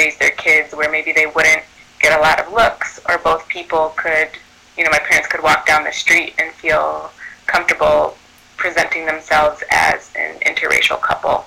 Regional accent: Chicago, Illinois, United States; also born or lived in Evanston, Illinois; I grew up on the north side of Chicago in a neighborhood called Rogers Park. And then I would say I grew up there and also in Evanston

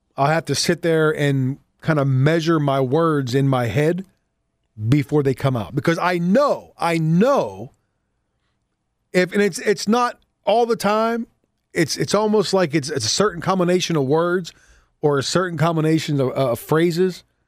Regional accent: United States; as an American

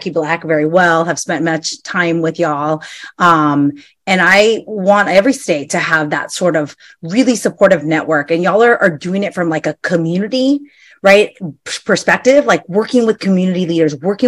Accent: California, United States; moved away as an adult; now in Pennsylvania, United States; I'm from California. I spent all my life there

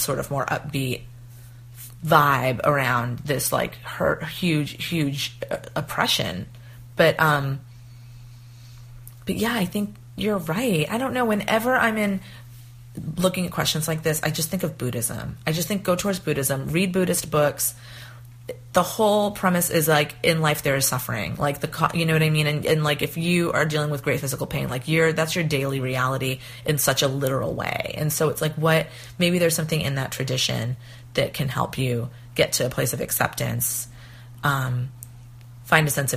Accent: East Coast, United States; moved away; also born or lived in Tucson, Arizona; I used to live in Tucson, Arizona, and before that, I was from the East Coast

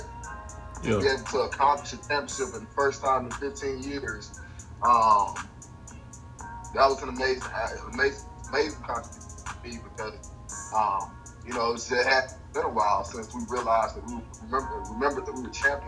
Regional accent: Brundidge, Alabama, United States; moved away as an adult; also born or lived in Nashville, Tennessee / Montreal, Quebec; I'm from Rutgers, Alabama, man. Small town full of ex-stars and still great people today. So I'm from Rutgers, Alabama. I went to Pike County High School.

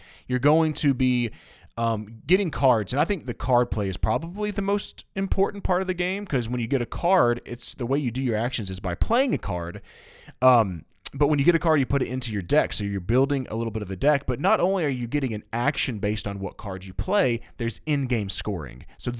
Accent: Tennessee, United States; And I'm dipping because I got some tobacco in my mouth, and I'm from Tennessee.

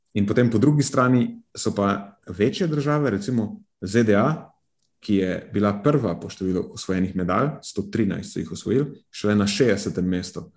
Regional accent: Slovenia

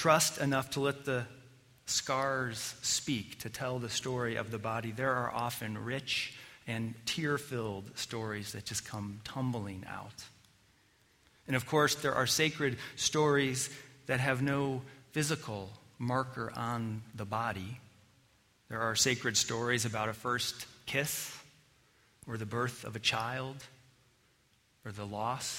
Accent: Colorado, United States; growing up in Colorado

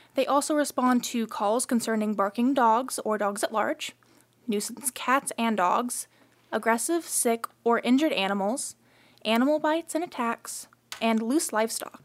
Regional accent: Stroud, Oklahoma, United States; now in Stillwater, United States; I am from Stroud, Oklahoma, which is almost dead center on Route 66.

